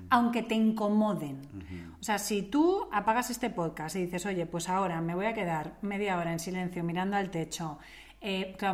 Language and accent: Spanish; Italy; Me lo preguntas a mí porque soy italiana.